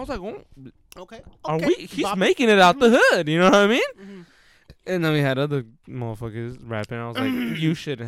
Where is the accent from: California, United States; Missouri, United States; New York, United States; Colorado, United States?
California, United States; King City; we're from that town